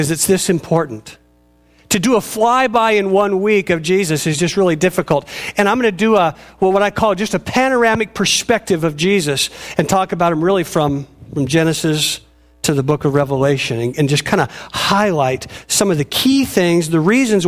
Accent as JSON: {"language": "English", "town": "Robinwood", "region": "Oregon", "country": "United States", "tie": "born or raised there", "also_born_or_lived": "Willamette, Oregon", "moved": "as an adult", "said": "where I lived in this little place called Robinwood, where I grew up."}